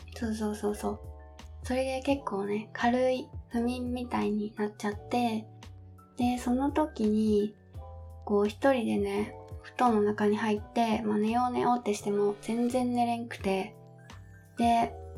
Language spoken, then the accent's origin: Japanese; Kansai, Japan; accent: Kansai dialect; now in Kanto, Japan; 私出身が、えっと、実は関西の出身